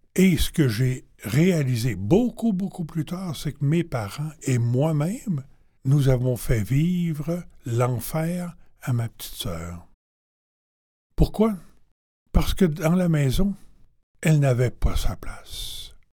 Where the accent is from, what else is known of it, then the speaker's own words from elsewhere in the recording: Quebec City, Quebec, Canada; also born or lived in Warwick, Quebec; je suis arrivé à Québec, chez moi